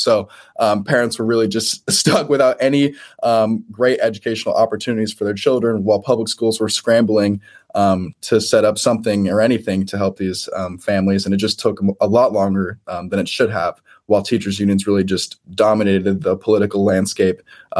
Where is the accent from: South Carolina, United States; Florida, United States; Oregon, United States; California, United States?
Oregon, United States; Portland; As I mentioned to you earlier before the show started, I'm from Portland, Oregon. Free markets is not exactly something that we champion out here.